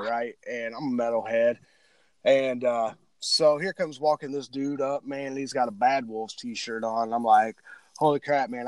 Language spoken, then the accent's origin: English; Illinois, United States; I'm from Illinois, we love our rock and roll down here